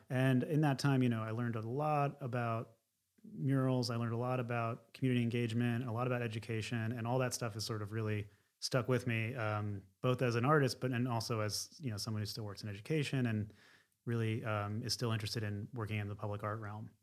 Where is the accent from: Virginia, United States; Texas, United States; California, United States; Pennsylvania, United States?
Pennsylvania, United States; outside of Philadelphia; moved away as an adult; also born or lived in Secaucus, New Jersey; now in San Francisco, United States; I was born in Secaucus, New Jersey, and then mostly lived outside of Philadelphia